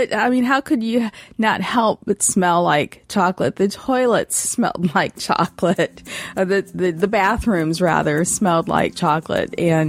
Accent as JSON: {"language": "English", "town": "Lansing", "region": "Michigan", "country": "United States", "tie": "born or raised there", "said": "I was quite a popular kid growing up in Lansing"}